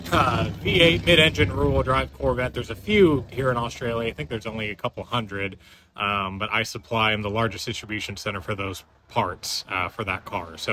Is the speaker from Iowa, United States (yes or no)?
yes; Iowa, United States; we're here from the Midwest, Iowa